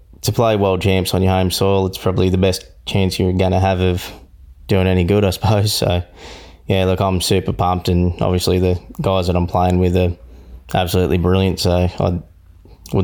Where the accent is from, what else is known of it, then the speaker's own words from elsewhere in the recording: Ballina, New South Wales, Australia; growing up in Ballina